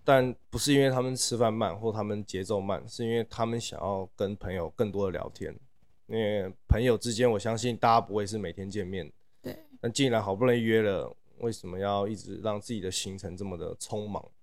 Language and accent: Chinese; Taipei, Taiwan; moved away as an adult; also born or lived in Shanghai, China / Paris, France; 我是台北人。然后这两年才刚从国外回来台湾